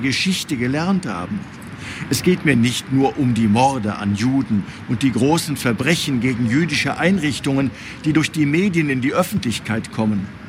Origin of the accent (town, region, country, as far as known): Germany